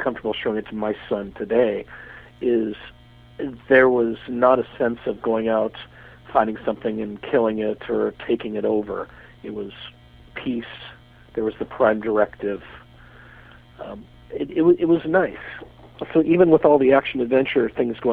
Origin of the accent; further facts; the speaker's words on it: Spokane, Washington, United States; I grew up in Spokane, Washington